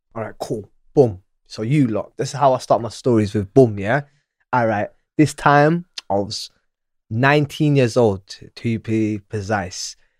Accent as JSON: {"language": "English", "town": "Manchester", "region": "North West England", "country": "United Kingdom", "tie": "born or raised there", "also_born_or_lived": "Djibouti / Somalia / Ealing, London", "moved": "yes", "said": "I was in nursery and I was in Manchester. I was at Webster Primary School"}